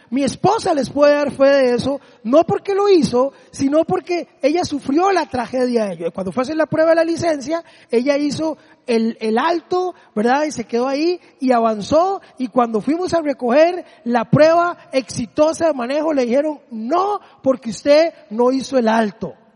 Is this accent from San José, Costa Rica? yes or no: yes; Desamparados, San José, Costa Rica; el polideportivo donde yo me crié allá en Desamparados